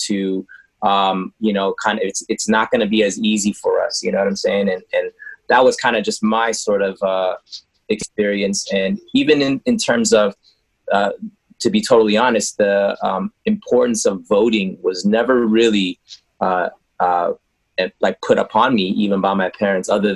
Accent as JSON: {"language": "English", "country": "United States", "tie": "born or raised there", "said": "the AAPI sort of, you know, experience growing up in the United States. You know, we had immigrant parents that, you know, immigrated here"}